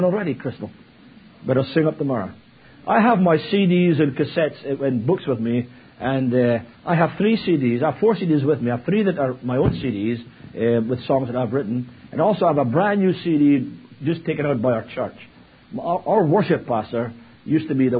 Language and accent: English; Scotland, United Kingdom; now in Virginia Beach, United States; As I said, I'm from Virginia Beach. Scotland, obviously, originally. But I've lived in Virginia Beach for 20 years